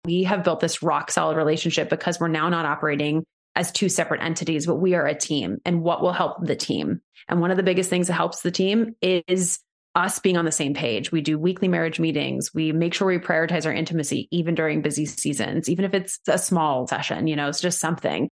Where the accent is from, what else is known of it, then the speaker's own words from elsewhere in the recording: New York, United States; moved away as an adult; I'm originally from New York, and I moved back home